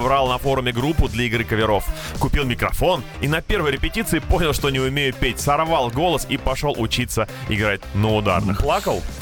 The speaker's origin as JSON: {"language": "Russian", "town": "Yekaterinburg", "region": "Sverdlovsk Oblast", "country": "Russia", "tie": "born or raised there", "said": "Когда давным-давно устраивался в такси в родном городе Екатеринбурге, думал, что неплохо знаю город."}